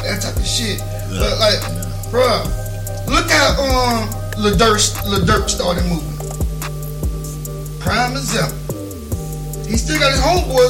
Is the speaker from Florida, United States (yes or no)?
yes; Plant City, Florida, United States; also born or lived in Lakeland, Florida; I'm from Plant City.